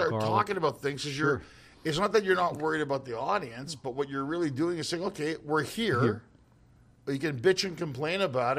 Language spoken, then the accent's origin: English; Canada; moved away as an adult; now in United States; I mean, I'm from Canada, so I've been living here for 8 years.